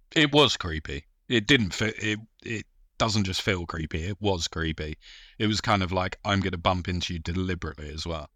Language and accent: English; United Kingdom; we're British